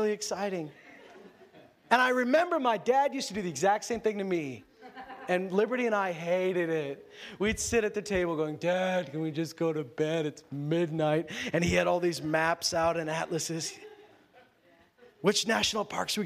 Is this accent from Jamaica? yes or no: no; Canada; I'm Canadian.